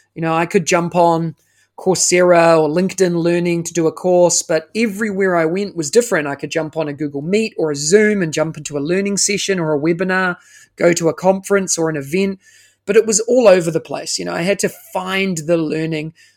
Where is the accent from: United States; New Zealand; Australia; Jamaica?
New Zealand; moved away as an adult; now in Singapore; I am originally, as you can tell by the accent, uh, I'm from New Zealand